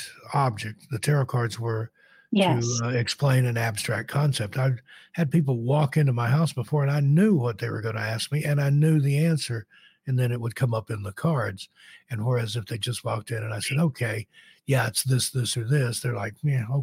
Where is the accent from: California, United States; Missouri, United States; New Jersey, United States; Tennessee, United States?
Tennessee, United States; East; I grew up in East Tennessee